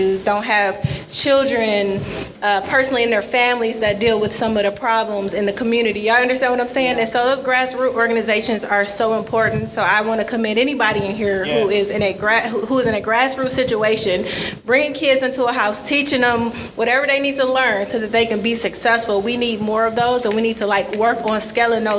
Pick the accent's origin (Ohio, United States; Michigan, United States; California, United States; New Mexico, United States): Michigan, United States; Detroit; So I'm born and raised in Detroit, and I could tell, like, graduated high school, DPS school, Cass Tech